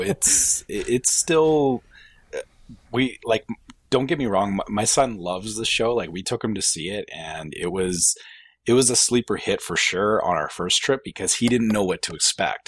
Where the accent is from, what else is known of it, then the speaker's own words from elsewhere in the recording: Canada; as a Canadian